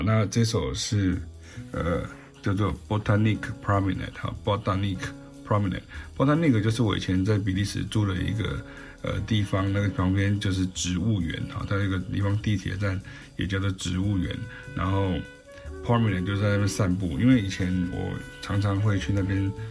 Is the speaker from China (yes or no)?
no; southern Taiwan, Taiwan; also born or lived in Belgium; 因为我们是南部来的